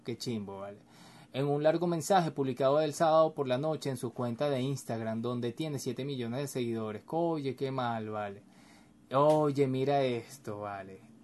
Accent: Venezuela; aquí en Venezuela, yo soy venezolano

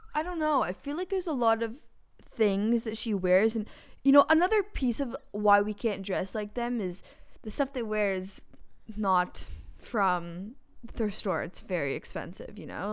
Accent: Toronto, Ontario, Canada; We're also from Toronto

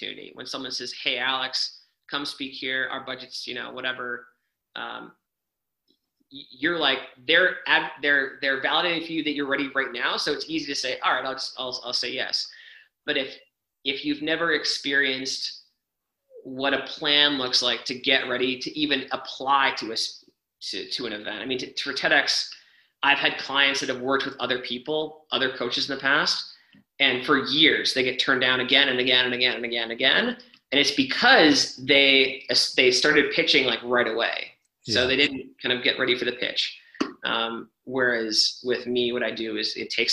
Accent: Canada; I'm Canadian

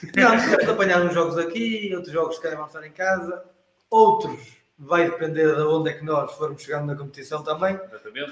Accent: Portugal; como português

